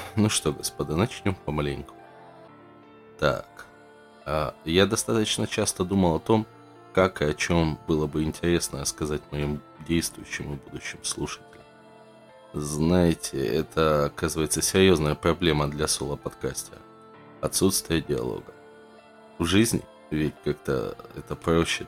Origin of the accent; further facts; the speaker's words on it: Russia; Я, как любой просвещенный россиянин